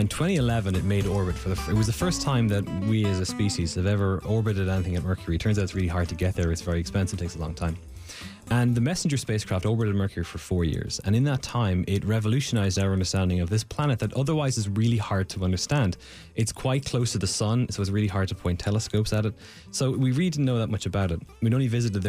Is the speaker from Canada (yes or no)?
no; Ireland; now in United States; I'm Irish, and in Ireland, we don't do geology in secondary school.